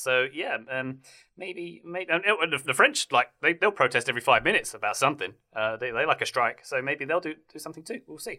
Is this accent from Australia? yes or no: yes; Australia; accent: Australian; most Americans, when I've lived in America for a decade, believe I'm Australian because my accent isn't quite the Queen's English. And then when I go home, I don't quite sound English anymore.